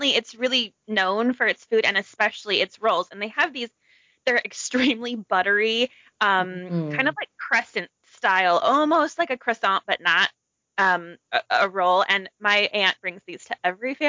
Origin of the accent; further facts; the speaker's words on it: Utah, United States; Growing up in Utah